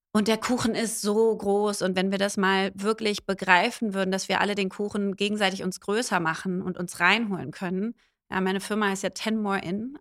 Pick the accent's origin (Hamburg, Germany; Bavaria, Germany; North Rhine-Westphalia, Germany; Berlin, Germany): Berlin, Germany; ich bin Berlinerin